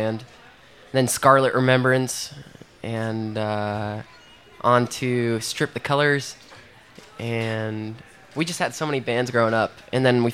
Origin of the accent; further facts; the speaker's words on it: Joplin, Missouri, United States; my hometown, Joplin